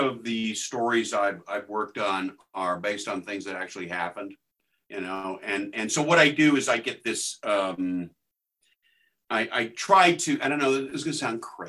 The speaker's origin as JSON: {"language": "English", "region": "Texas", "country": "United States", "moved": "as an adult", "said": "When I moved from Texas to go to school out here in the late 80s, I couldn't wrap my head around the answer machine."}